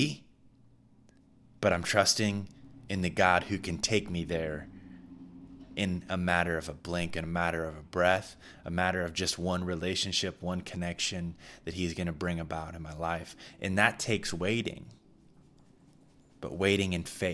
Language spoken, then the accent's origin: English; Midwest, United States; I'm from the Midwest, we had many tornado storms